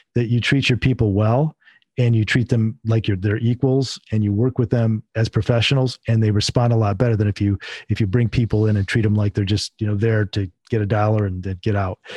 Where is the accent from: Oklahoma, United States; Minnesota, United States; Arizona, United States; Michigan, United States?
Michigan, United States; Northern; I'm originally from Michigan, and I was in Northern Michigan, grew up and raised there